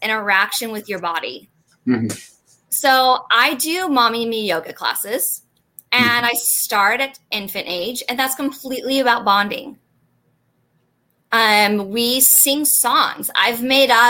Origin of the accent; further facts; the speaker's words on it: Bakersfield, California, United States; my hometown in Bakersfield